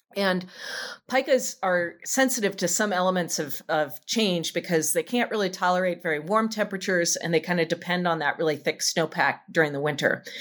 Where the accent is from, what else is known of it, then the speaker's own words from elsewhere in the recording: Salt Lake City, Utah, United States; moved away; I grew up in Salt Lake City, living in the mountains, in the Wasatch Mountains